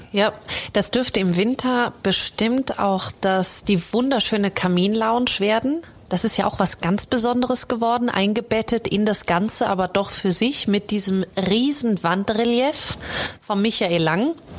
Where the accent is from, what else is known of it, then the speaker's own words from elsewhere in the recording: Germany; now in Austria; ich komme aus der Großstadt in Deutschland